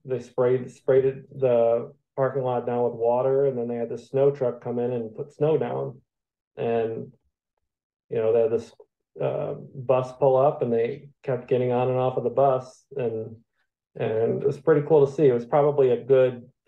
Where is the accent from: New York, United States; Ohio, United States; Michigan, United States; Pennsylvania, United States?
Michigan, United States; moved away; I'm originally from Michigan